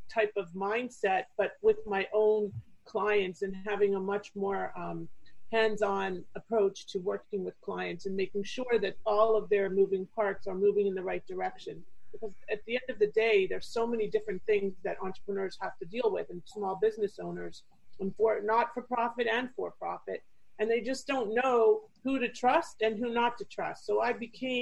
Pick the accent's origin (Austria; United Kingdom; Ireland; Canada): Canada; Toronto, Ontario; moved away as an adult; now in Fort Lauderdale, United States; I'm originally from Canada. So I grew up in Toronto